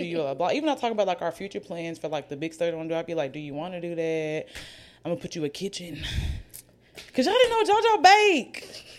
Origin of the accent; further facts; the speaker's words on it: Oxford, United States; now in Birmingham, United States; neither one of us are from Birmingham. I'm from Oxford.